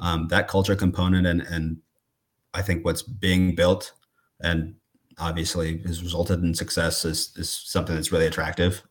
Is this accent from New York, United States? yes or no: no; Coralville, Iowa, United States; I'm from Corville, Iowa, which is East Iowa